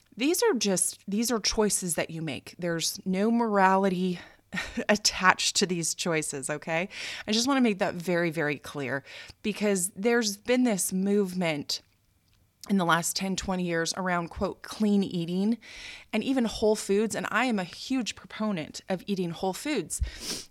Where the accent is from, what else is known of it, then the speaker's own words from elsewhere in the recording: United States; moved away as an adult; now in Japan; as an American